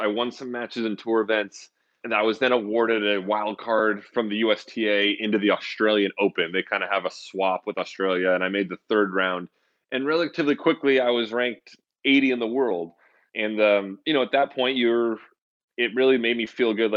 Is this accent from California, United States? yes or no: yes; Santa Rosa, California, United States; I grew up in Northern California in a city called Santa Rosa